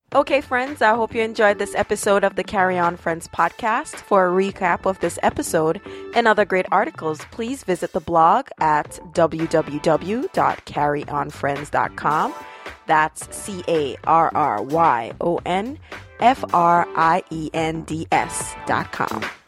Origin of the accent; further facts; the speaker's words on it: Jamaica; moved away; also born or lived in Brooklyn; I come from Jamaica